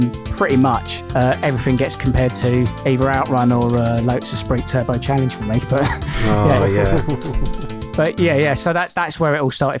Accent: Southend-on-Sea, East of England, United Kingdom; because I'm from Southend

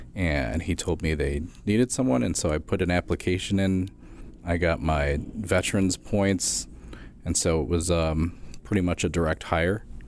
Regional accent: Western New York, United States; I grew up in Western New York, so it's nice to work in Buffalo and still be around my family

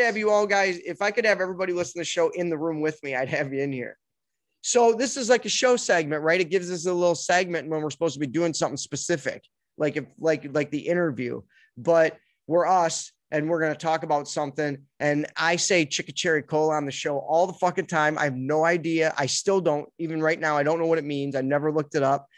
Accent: United States; We're from America.

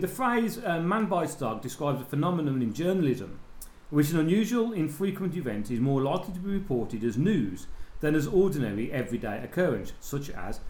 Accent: England, United Kingdom; I'm English and because we're ignorant, we don't speak any other language.

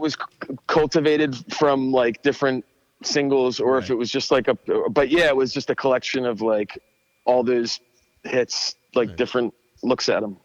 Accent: Abington, Pennsylvania, United States; now in Telford, Pennsylvania, United States; In Abington, uh, which is right outside of um, Philadelphia, like maybe like ten minutes outside of Philly

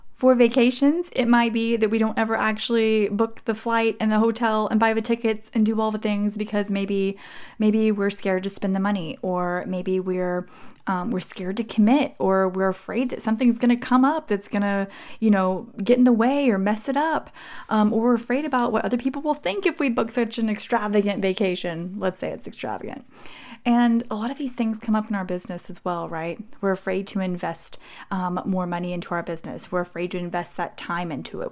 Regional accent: Texas, United States; I'm from Texas

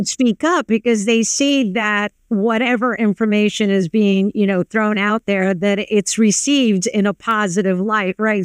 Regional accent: New York, United States; I grew up on the Lower East Side of New York

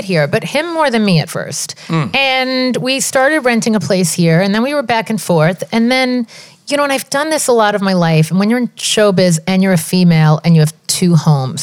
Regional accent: Long Island, New York, United States; moved away; also born or lived in London; I'm from Long Island

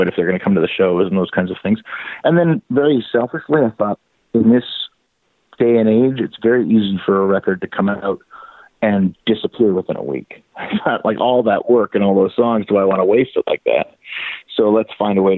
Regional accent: Canada; moved away as an adult; now in United States; I live in the States, but I'm being Canadian. I work all the time in Canada, and that's where my kids are and my parents are

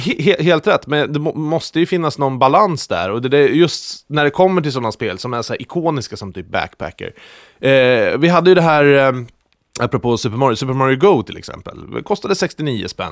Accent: Lindesberg, Örebro County, Sweden; jag kommer från Lindesberg

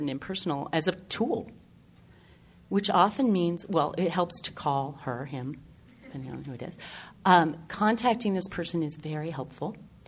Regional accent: Maine, United States; I'm from Maine

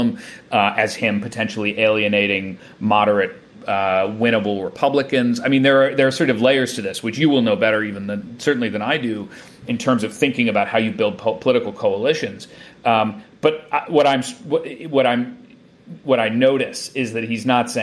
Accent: around New York, United States; also born or lived in Chicago; I grew up around New York a lot

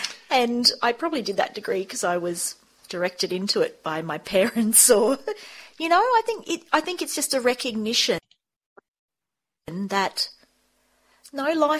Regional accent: Sydney, New South Wales, Australia; So I grew up in Sydney, though, and I studied at school.

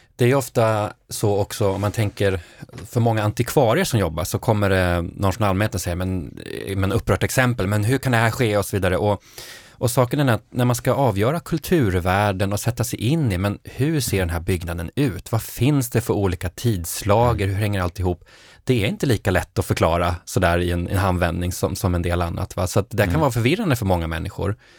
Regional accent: Norrbotten County, Sweden; Jag är uppvuxen i Norrbotten

